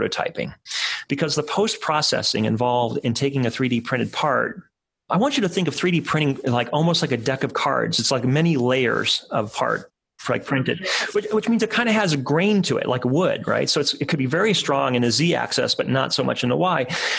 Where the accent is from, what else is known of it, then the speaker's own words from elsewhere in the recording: Cleveland, Ohio, United States; Cleveland, my hometown